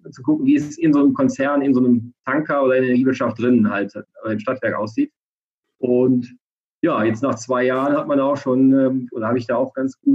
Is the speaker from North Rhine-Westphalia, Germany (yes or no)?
yes; North Rhine-Westphalia, Germany; now in Frankfurt, Germany; 36 Jahre alt, komme gebürtig aus dem Rheinland zwischen Köln und Düsseldorf.